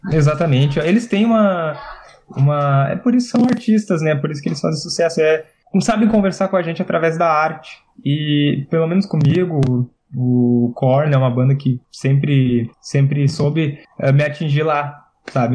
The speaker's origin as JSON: {"language": "Portuguese", "region": "Rio Grande do Sul", "country": "Brazil", "said": "nós aqui somos do Rio Grande do Sul"}